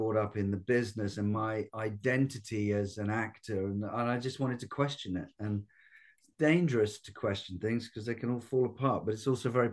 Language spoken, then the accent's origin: English; United Kingdom; being a Brit